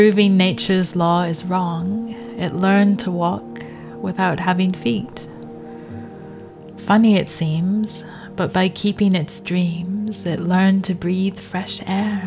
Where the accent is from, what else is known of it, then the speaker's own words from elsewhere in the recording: Los Angeles, California, United States; when I was growing up in Los Angeles